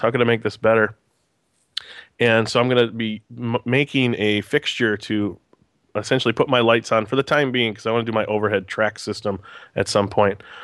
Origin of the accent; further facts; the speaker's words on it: Green Bay, Wisconsin, United States; I'm a born and raised in Green Bay